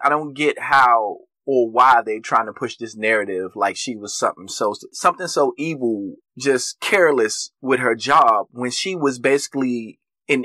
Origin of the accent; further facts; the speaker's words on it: United States; we are as American citizens